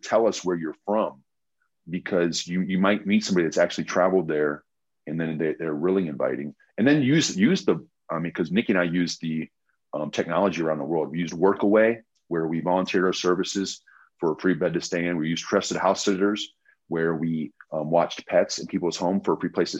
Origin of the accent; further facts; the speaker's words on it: Indianapolis, Indiana, United States; we wouldn't say we're from Indianapolis, we'd say Chicago